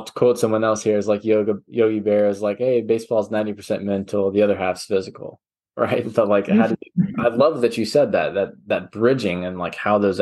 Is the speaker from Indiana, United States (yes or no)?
no; Arkansas, United States; moved away; I'm originally from Arkansas